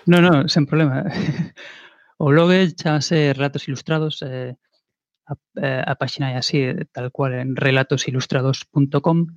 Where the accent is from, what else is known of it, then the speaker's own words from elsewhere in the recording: Vigo, Galicia, Spain; Aquí en Vigo, de, de onde son eu